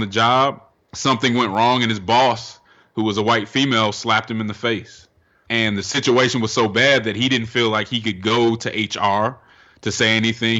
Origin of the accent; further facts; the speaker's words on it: Denver, Colorado, United States; now in Atlanta, United States; I'm from Denver, Colorado